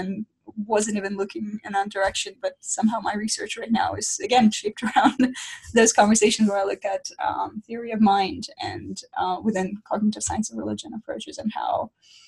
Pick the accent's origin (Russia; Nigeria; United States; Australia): Russia; moved away; I'm originally from Russia. That's where I grew up